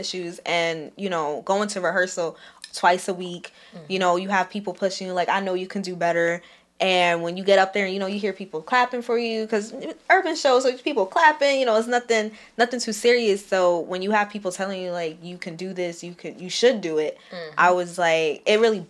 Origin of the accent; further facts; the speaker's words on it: New York City, New York, United States; I am from Brooklyn, New York, East New York specifically.